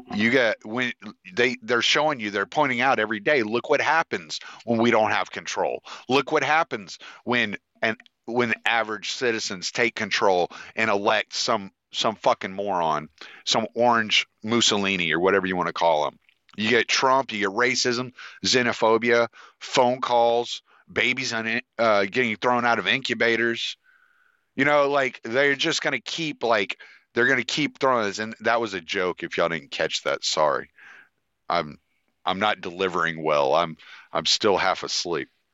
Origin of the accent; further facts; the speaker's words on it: United States; I'm American